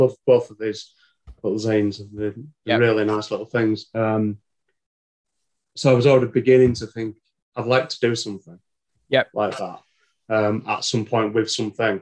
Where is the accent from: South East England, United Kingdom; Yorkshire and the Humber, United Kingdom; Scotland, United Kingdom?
Yorkshire and the Humber, United Kingdom; Leeds; at heart, I'm a city boy, born and bred in Leeds.